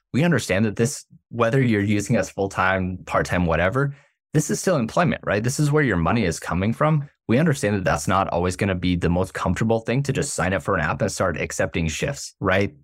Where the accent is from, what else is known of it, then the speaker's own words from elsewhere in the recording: South Florida, United States; we're born and raised in South Florida